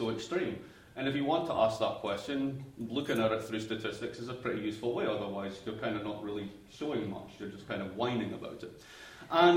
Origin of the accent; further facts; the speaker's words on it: United States; As you can hear, I'm American